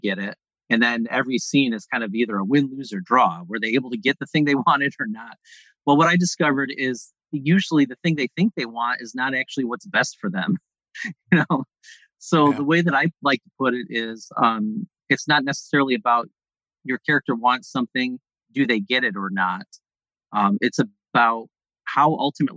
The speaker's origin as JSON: {"language": "English", "area": "Mohawk River Valley", "region": "upstate New York", "country": "United States", "tie": "born or raised there", "said": "Where I grew up in New York, in upstate New York, is in the center part of the state, in the Mohawk River Valley"}